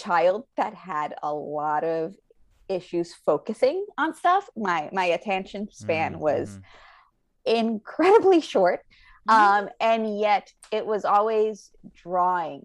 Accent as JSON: {"language": "English", "country": "Puerto Rico", "tie": "born or raised there", "moved": "as an adult", "lives_now": "Los Angeles, United States", "said": "I'm originally from Puerto Rico, born and raised"}